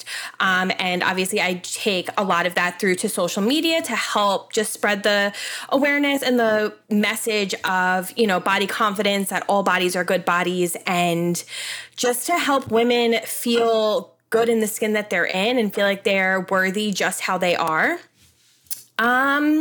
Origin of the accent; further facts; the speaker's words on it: Long Island, New York, United States; I am 31 from Long Island, New York. I was born and raised here, live literally in the same town I went to high school in.